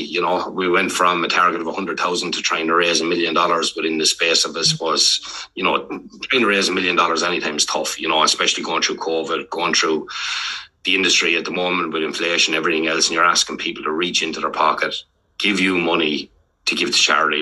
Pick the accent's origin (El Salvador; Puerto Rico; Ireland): Ireland; moved away as an adult; now in Melbourne, Australia; when we're growing up in Ireland